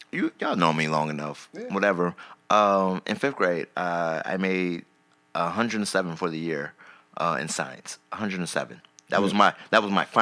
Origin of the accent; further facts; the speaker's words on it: South Carolina, United States; I'm from South Carolina